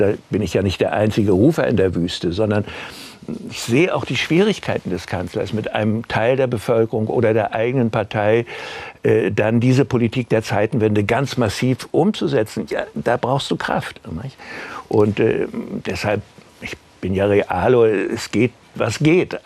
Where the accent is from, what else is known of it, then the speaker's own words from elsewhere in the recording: Germany; wir Deutsche